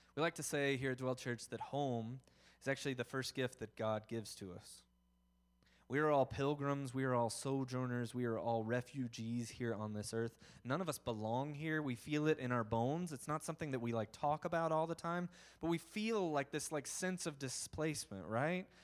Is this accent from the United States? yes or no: yes; the South, United States; I'm from the South